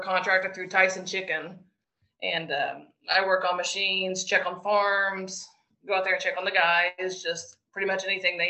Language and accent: English; Glenpool, Oklahoma, United States; moved away as an adult; now in Crewe, Virginia, United States; Currently, we live in Crewe, Virginia. We just moved here during the pandemic. But I'm actually from Glenpool, Oklahoma. Grew up, raised there my whole life.